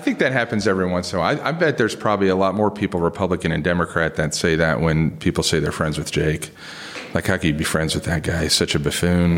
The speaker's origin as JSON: {"language": "English", "town": "Springfield", "region": "Ohio", "country": "United States", "tie": "born or raised there", "also_born_or_lived": "South Bend, Indiana", "moved": "yes"}